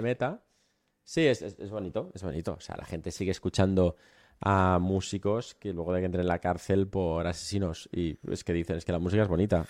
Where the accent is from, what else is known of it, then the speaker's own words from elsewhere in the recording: Catalonia, Spain; Tú yo somos catalanes